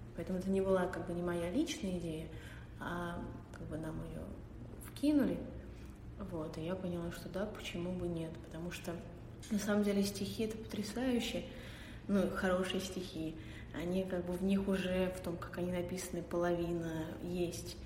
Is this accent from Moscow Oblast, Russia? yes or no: yes; Dmitrov, Moscow Oblast, Russia; Я из Подмосковья, из города Дмитров